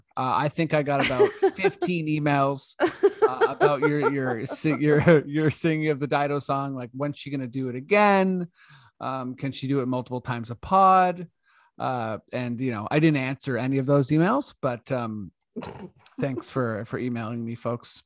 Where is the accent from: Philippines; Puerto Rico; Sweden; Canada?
Canada; We're Canadian.